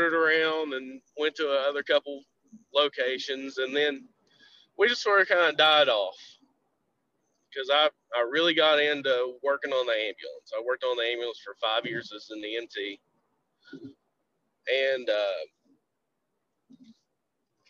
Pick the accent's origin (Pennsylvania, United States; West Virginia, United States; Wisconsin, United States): West Virginia, United States; Southern; from Southern West Virginia.